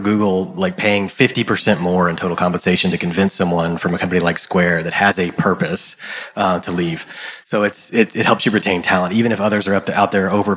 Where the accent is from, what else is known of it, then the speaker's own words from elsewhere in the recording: Texas, United States; I grew up in Texas